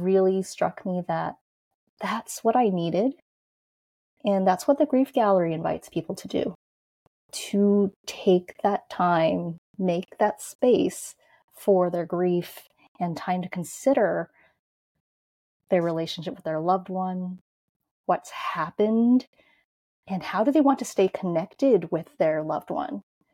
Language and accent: English; New York, United States; I grew up in New York, in Manhattan, in Chinatown.